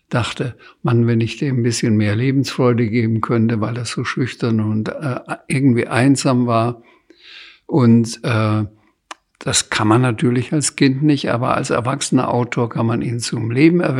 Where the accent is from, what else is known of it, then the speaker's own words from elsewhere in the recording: Bamberg, Bavaria, Germany; Ich kann in Bamberg durchaus durch die Stadt gehen, in meine Heimatstadt, ohne dass ich angesprochen werde.